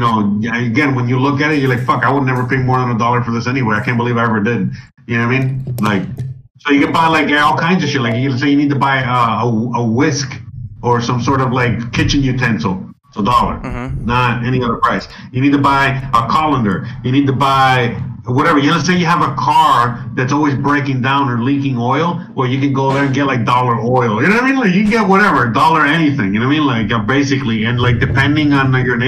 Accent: Miami, Florida, United States; moved away; where I come from Miami

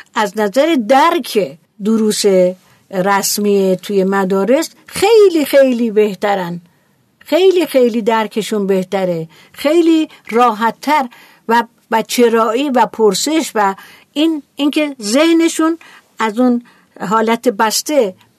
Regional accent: Iran; ما ایرانی هستیم

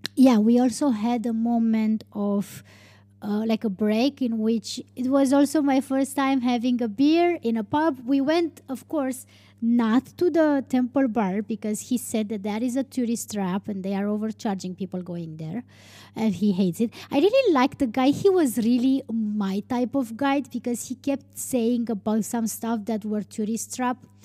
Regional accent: Romania; English is a second language; in Dublin was probably the first time when, when I was telling people that I'm from Romania.

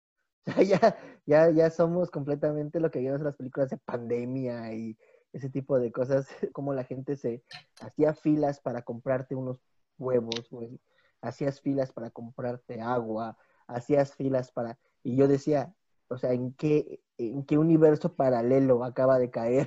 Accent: Mexico City, Mexico; moved away as an adult; now in Bulgaria; yo soy de originario de la Ciudad de México también, pero ya llevo más de 10 años viviendo en Bulgaria

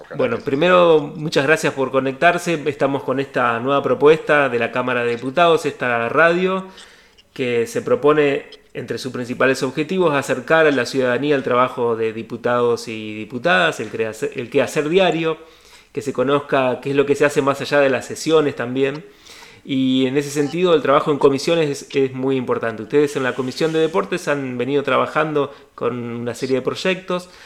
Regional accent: Argentina; Los argentinos y argentinas

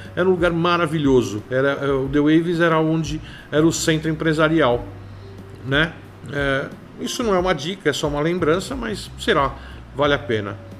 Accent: São Paulo, Brazil; que fizeram parte da minha infância, cresci com isso, e lembrar da sopa de cebola que tinha no Ceasa, dos lanches de pernil do Estadão, do Toninho do Churro na Moca

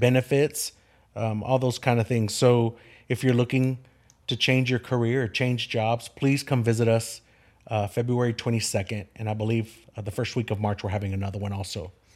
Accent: Kerrville, Texas, United States; Kerrville is my home. Ker, I'm a six, sixth generation Kerrvillian.

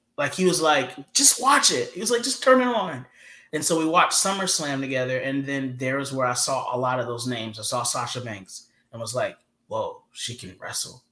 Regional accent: Georgia, United States; moved away as an adult; I'm from the South.

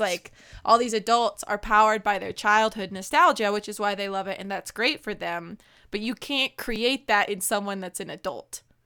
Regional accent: Colorado, United States; My hometown in Colorado is five thousand three hundred twenty-eight feet in elevation

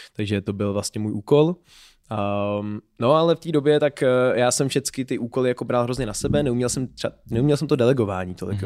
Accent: Pardubice, Pardubice Region, Czechia; moved away as an adult; also born or lived in Berlin, Germany; now in Prague, Czech Republic; já jsem původem z Pardubic

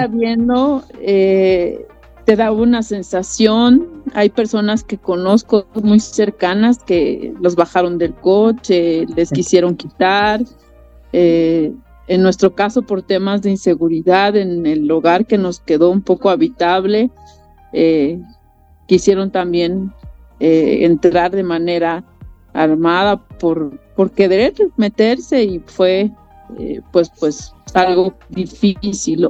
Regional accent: Acapulco, Guerrero, Mexico; los acapulqueños sabemos

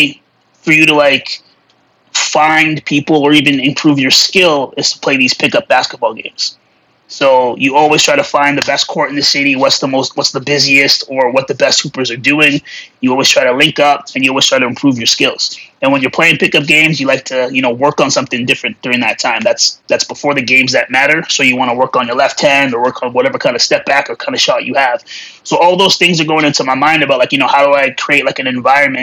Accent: Alberta, Canada; also born or lived in Calgary; I'm from a small town in Alberta

